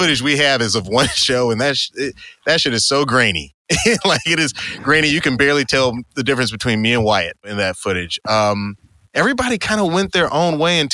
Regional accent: Atlanta, Georgia, United States; moved away as an adult; now in Los Angeles, United States; I grew up in Atlanta

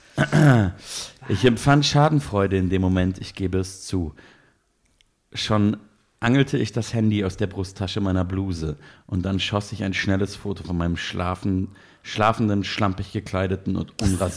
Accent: Munich, Bavaria, Germany; ich komme ja nicht aus Berlin, ich bin ja Münchner

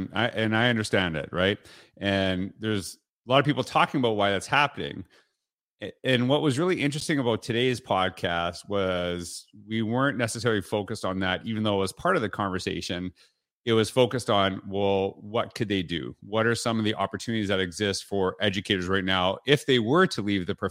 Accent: Canada; too much American TV for me growing up in Canada

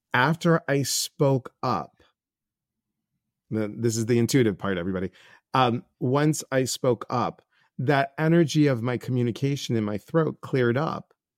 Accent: Chicago, Illinois, United States; moved away; I'm from Chicago originally

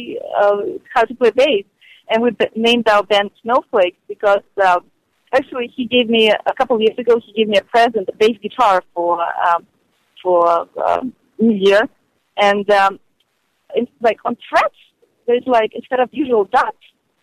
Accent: Ukraine; now in Hollywood, United States; I was a girl from Ukraine

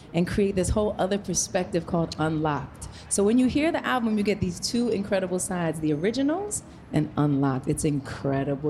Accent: New York, United States; I'm a New Yorker

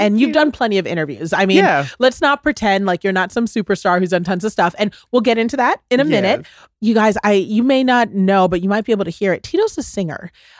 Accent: United States; And I take a lot of pride in being a Ghanaian American, you know, both sides of it, being both American and Ghanaian.

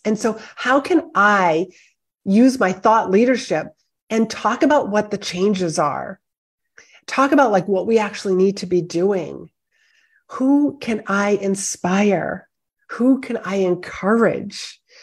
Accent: Northeast, United States; I am from the Northeast

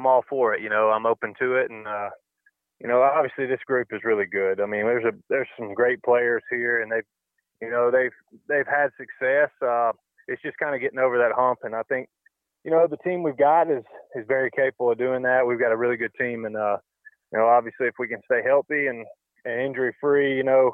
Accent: the South, United States; now in Arizona, United States; growing up in the South

